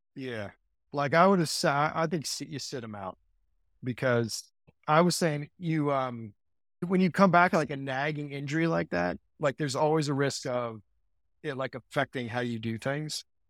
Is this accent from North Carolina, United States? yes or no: no; Cincinnati, Ohio, United States; I grew up in Cincinnati